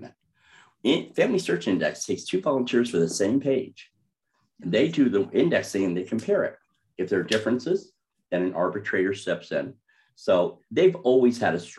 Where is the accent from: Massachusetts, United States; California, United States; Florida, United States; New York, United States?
New York, United States; Sullivan County; I grew up in Sullivan County, New York, up in the Borscht Belt. I'm a native.